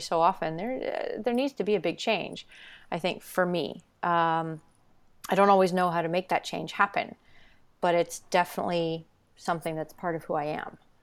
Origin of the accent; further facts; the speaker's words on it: Ontario, Canada; I grew up moving around Ontario